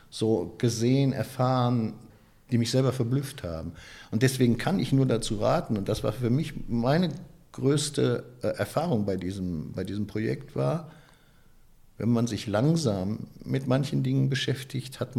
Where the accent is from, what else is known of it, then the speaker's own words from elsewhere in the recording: Duisburg, North Rhine-Westphalia, Germany; Ich weiß noch, in meiner Jugend in Duisburg-Rheinhausen fand ich das immer entsetzlich langweilig.